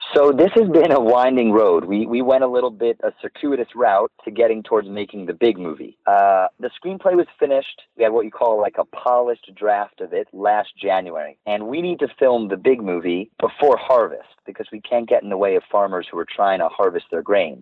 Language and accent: English; New York City, New York, United States; So uh, I grew up in Manhattan in New York City. I uh, was on the Upper West Side